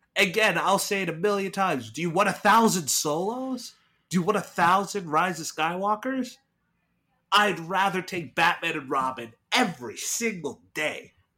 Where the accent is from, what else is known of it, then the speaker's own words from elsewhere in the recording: Irving, Texas, United States; my hometown, Irving, Texas